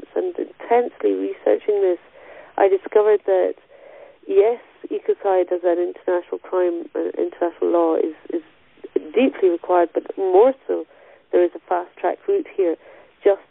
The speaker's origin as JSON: {"language": "English", "area": "Stirlingshire", "region": "Scotland", "country": "United Kingdom", "tie": "born or raised there", "said": "where I grew up in Stirlingshire"}